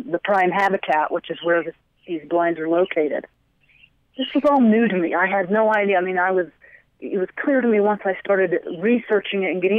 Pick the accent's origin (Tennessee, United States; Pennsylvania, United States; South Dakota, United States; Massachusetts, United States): Tennessee, United States; East; I grew up in East Tennessee